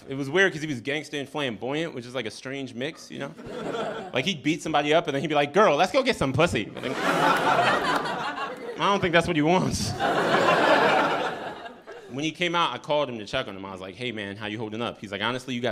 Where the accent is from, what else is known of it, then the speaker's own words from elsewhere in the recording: New York City, New York, United States; I'm from here. I'm from Brooklyn